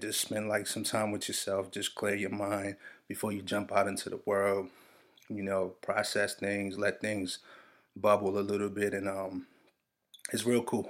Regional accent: Nigeria; I'm Nigerian

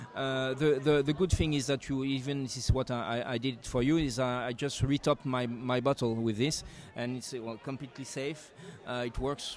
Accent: Roussillon, Occitania, France; I'm coming from the Roussillon, so from the south, south of France

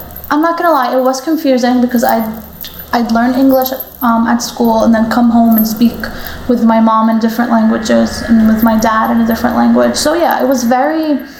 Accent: Cambridge, Massachusetts, United States; now in Brooklyn, United States; I'm 20 years old. I was born in Cambridge, Massachusetts, and I live in Brooklyn, Dyker Heights. My mom is Lebanese, so she speaks Arabic, and my dad is Mexican, so he speaks Spanish.

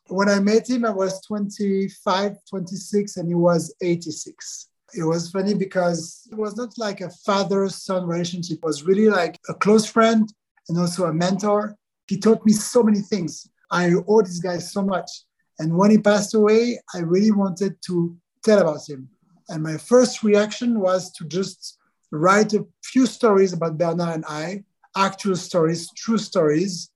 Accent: Switzerland; Switzerland, my hometown where I was born, where I still live

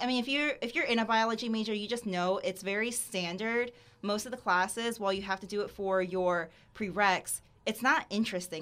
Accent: Sarasota, Florida, United States; also born or lived in Gainesville, Florida; I'm from Sarasota, Florida.

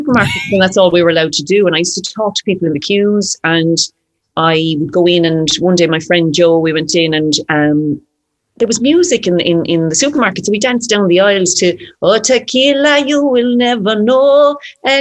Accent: Ireland; as an Irish person

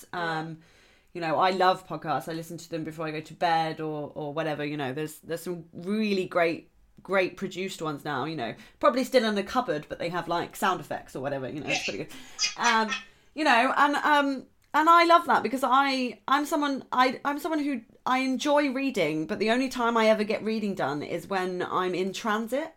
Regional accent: Southampton, South East England, United Kingdom; I'm from Southampton

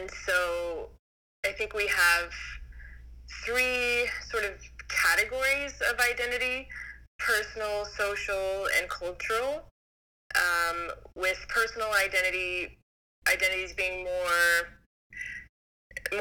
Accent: United States; also born or lived in Greece; I grew up in the United States

